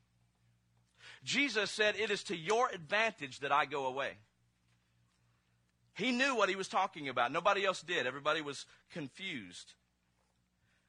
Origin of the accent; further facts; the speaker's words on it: Mississippi, United States; I'm from Mississippi